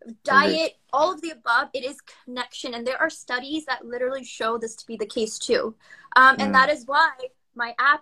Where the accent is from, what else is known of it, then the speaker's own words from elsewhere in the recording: United States; also born or lived in Pakistan; I grew up in America. I moved when I was a baby to the United States.